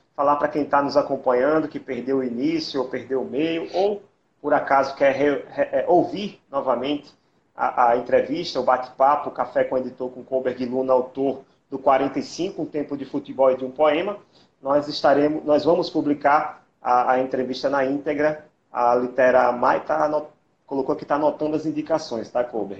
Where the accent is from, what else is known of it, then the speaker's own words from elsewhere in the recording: Northeast Brazil, Brazil; aqui para o nordestino é, é, algo ruim, né? Porque nós, nós temos uma identidade muito grande pelos nossos estados, nossa região